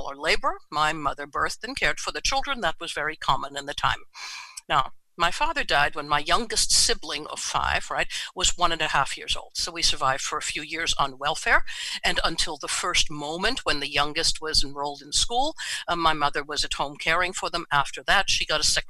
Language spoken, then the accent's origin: English; New York City, New York, United States; I was born and raised in New York City